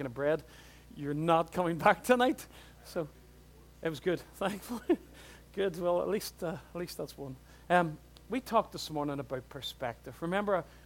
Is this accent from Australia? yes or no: no; Newtownards, Northern Ireland, United Kingdom; I'm from Newton Ards.